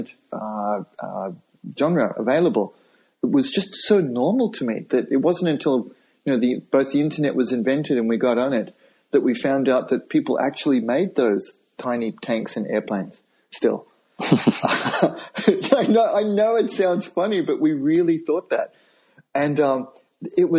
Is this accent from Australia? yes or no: yes; Australia; moved away as an adult; also born or lived in Japan; I'm Australian